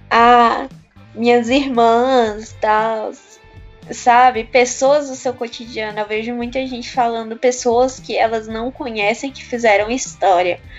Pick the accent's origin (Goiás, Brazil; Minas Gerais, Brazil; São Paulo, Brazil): Goiás, Brazil; also born or lived in Federal District; now in Brasília, Brazil; Mas eu não sou do do Nordeste, né? Eu sou do Centro-Oeste, sou do Goiás.